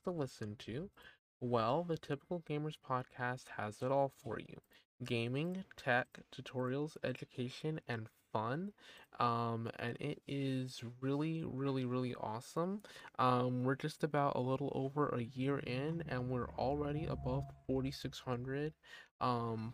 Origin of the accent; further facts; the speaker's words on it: East Coast of the United States, United States; I am dually enrolled from the East Coast of the United States